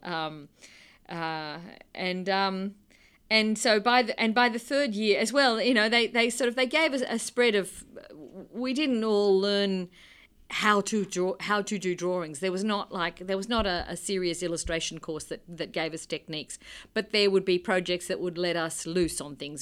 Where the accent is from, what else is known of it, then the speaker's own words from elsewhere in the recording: Australia; I am from Australia.